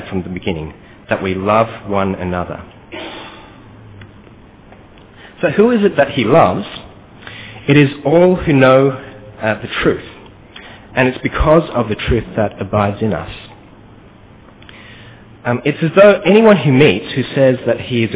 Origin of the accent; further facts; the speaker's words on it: Australia; accent: Australian; moved away as an adult; now in Kuala Lumpur, Malaysia; My parents are actually from KL itself as well, but I grew up in Australia